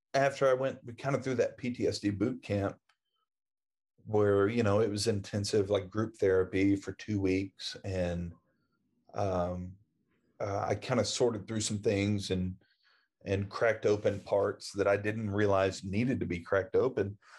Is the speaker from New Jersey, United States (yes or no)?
no; Oklahoma, United States; I grew up in Oklahoma.